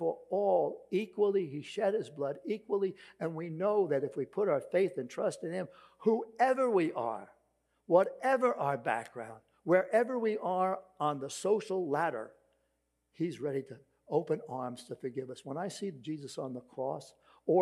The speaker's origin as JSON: {"language": "English", "town": "New York City", "region": "New York", "country": "United States", "accent": "Brooklyn", "said": "my Brooklyn accent"}